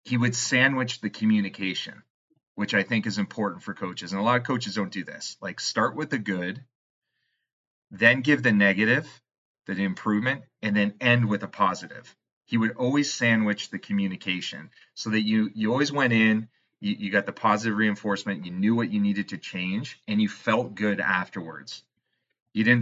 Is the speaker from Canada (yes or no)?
yes; Canada; I'm Canadian